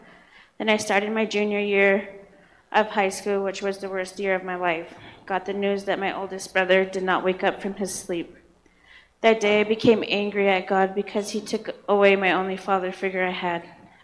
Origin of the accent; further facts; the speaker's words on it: Montana, United States; I was raised up on the Northern Cheyenne Reservation. I grew up in a loving, caring home with parents who loved the Lord.